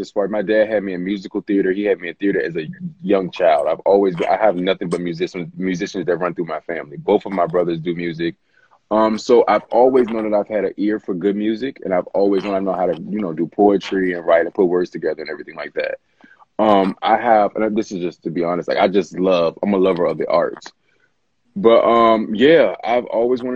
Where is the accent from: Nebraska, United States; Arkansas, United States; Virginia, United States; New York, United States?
Virginia, United States; Richmond; also born or lived in Washington, D.C. / Maryland / Los Angeles; now in Atlanta, United States; I'm from Richmond, Virginia. Oh, I like to say the DMV area, because I lived in D.C. and Maryland and Virginia